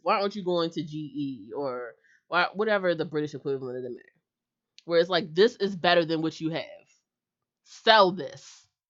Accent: United States; I'm an American

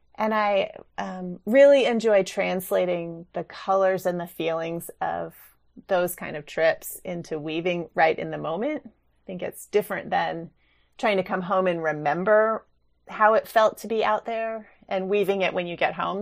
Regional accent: New Mexico, United States; moved away; also born or lived in Reno, Nevada; I grew up in New Mexico, and so I was exposed to Navajo and Rio Grande kinds of image-based weaving as a child

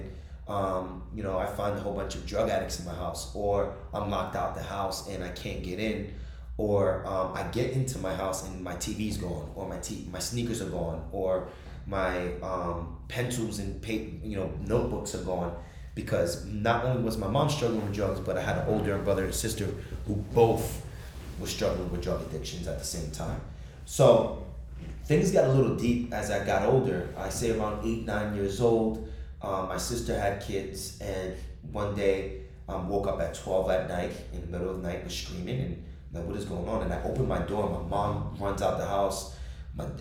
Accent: Jersey City, New Jersey, United States; I was born and raised in Jersey City, New Jersey

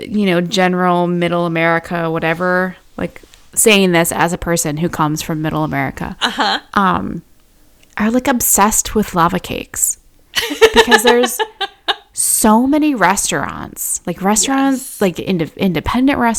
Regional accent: Midwest, United States; moved away as an adult; also born or lived in Twin Cities, Minnesota; now in Austin, United States; I left the Midwest when I was 25

